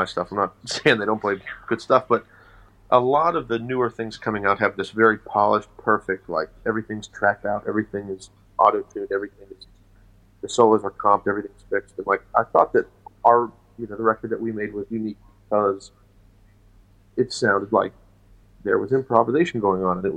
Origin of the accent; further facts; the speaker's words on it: West Virginia, United States; I'm from West Virginia. I'm from Appalachia.